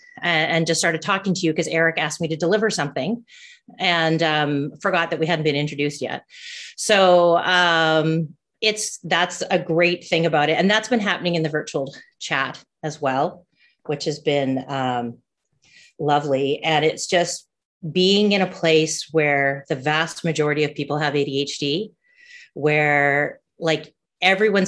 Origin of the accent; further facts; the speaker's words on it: Canada; I'm a Canadian